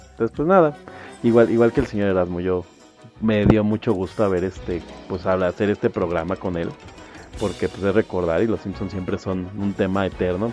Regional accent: Mexico; yo creo que a nosotros como, como latinoamericanos y como mexicanos

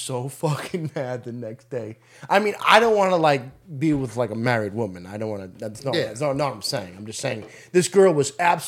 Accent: Massachusetts, United States

